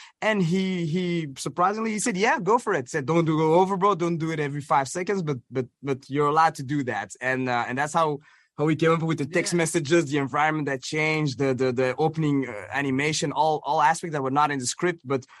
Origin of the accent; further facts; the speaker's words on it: Belgium; all those TV shows that also, you know, that we grew up watching in Belgium